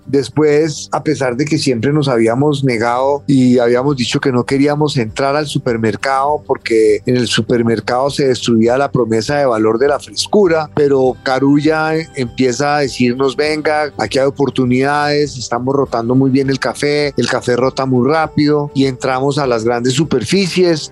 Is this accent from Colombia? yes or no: yes; Colombia; como colombianos